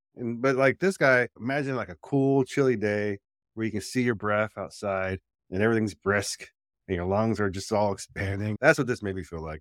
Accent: New Jersey, United States; when I was growing up in Jersey, dude, we had a lake

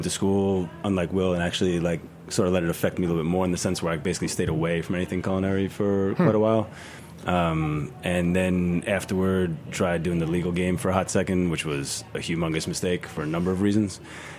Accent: New York City, New York, United States; moved away; I grew up in Sheepshead Bay, Brooklyn for a long time.

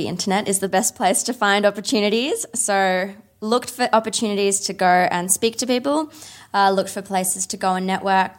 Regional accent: Australia; I'm from Australia

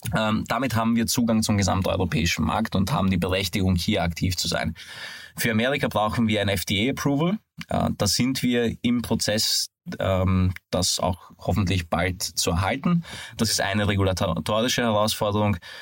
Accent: Hungary; moved away; bin aber ein gebürtiger Ungar

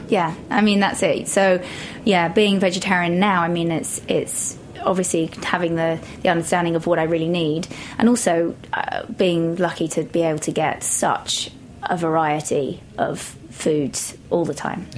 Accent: Shropshire, West Midlands, United Kingdom; moved away as an adult; also born or lived in London; now in New York, United States; Shropshire, um, so it's kind of on the border of the Midlands

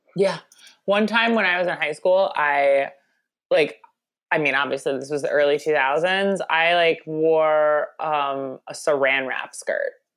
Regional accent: Long Island, New York, United States; my indigenous food um, to my hometown of Long Island or home area

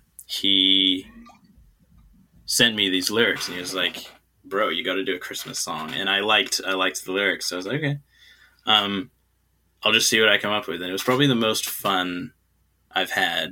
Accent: China; also born or lived in New Zealand; Because I'm from New Zealand, right, but I grew up in China. And so I don't really feel like I'm from New Zealand, but I can't really feel like I'm from China either.

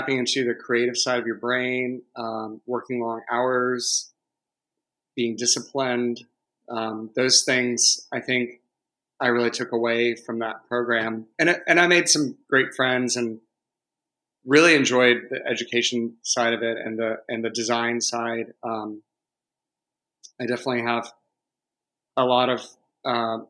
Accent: Savannah, Georgia, United States; now in Atlanta, United States; I grew up in Savannah on the coast

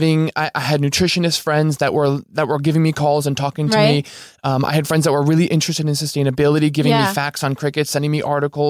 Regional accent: New Jersey, United States; also born or lived in Manhattan; New Jersey.

